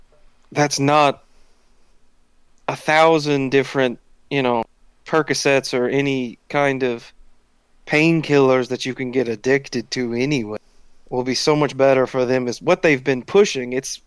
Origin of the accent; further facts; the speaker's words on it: Marksville, Louisiana, United States; Effie? Marksville.